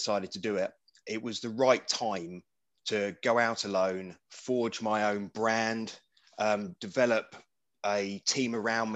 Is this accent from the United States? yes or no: no; Wokingham, South East England, United Kingdom; my hometown of Wokingham in Berkshire